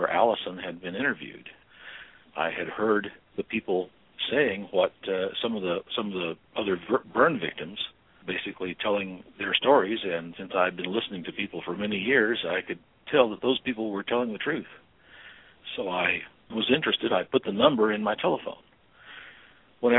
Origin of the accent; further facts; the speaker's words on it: Albuquerque, New Mexico, United States; I was born and raised and educated in Albuquerque, New Mexico